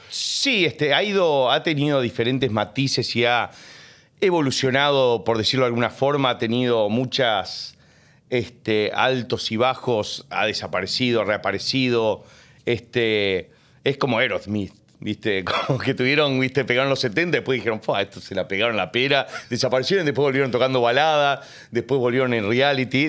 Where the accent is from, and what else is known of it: Uruguay; born or raised there; also born or lived in United States; now in Argentina